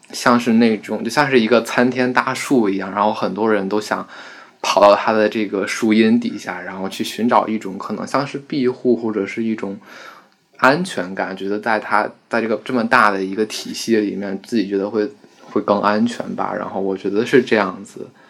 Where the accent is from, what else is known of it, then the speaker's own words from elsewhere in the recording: Yanqing, Beijing, China; 我家是延庆的，延庆就是在北京是一个存在感最低、最低的一个地方